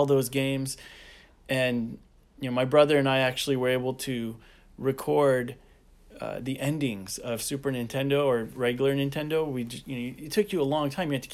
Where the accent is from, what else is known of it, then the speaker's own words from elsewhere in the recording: Turlock, California, United States; moved away as an adult; also born or lived in Dallas / Oakland; being an Assyrian growing up in Turlock